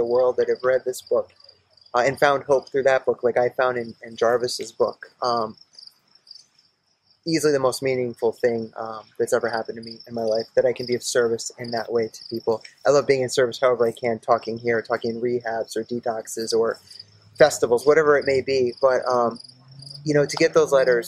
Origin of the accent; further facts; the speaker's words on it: East Haddam, Connecticut, United States; also born or lived in Maine / Milford; I was born in Maine, and I grew up in Milford and East Haddam